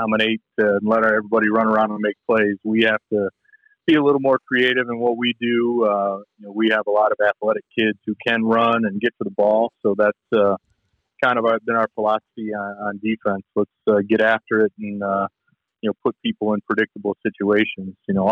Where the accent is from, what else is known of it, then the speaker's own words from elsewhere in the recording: Michigan, United States; I grew up here in Michigan, so I've been a Lions fan my whole life